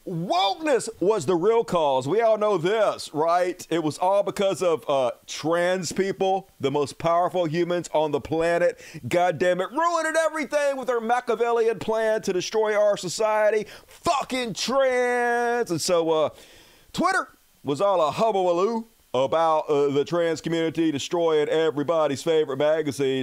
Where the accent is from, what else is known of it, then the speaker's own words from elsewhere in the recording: United States; I'm an American